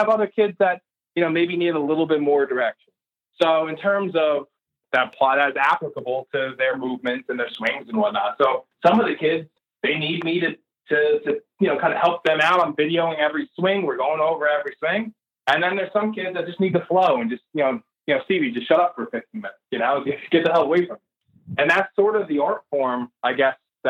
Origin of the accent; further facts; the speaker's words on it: New Jersey, United States; we're from New Jersey